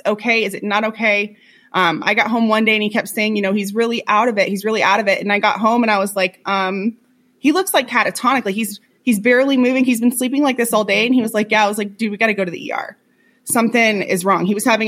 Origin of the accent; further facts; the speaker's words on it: Florida, United States; moved away as an adult; We lived in Florida. We're both from Florida. We've lived there our entire lives